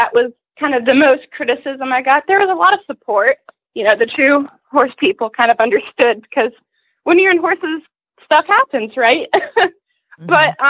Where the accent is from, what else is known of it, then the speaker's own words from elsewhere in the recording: Atlanta, Georgia, United States; I'm from Atlanta, Georgia, a little bit north in Canton.